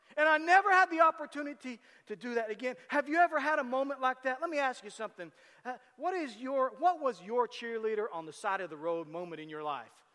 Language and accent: English; Tecumseh, United States; we grew up in Tecumseh